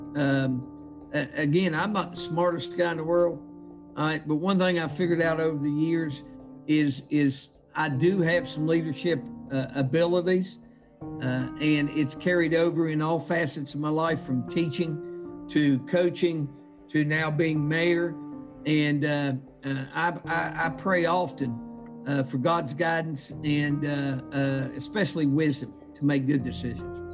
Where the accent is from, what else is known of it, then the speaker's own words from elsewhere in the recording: St. Albans, West Virginia, United States; growing up in St. Albans, West Virginia